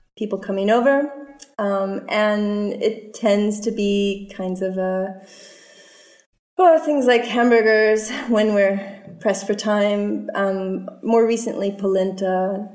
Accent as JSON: {"language": "English", "region": "Colorado", "country": "United States", "moved": "yes", "said": "I'm from Colorado"}